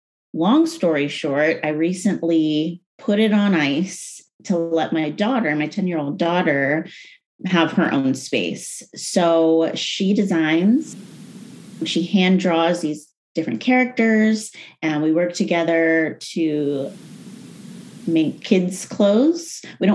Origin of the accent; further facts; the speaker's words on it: United States; I'm very passionate online about identity. I'm very American and I'm very anti-woke and very passionate about that.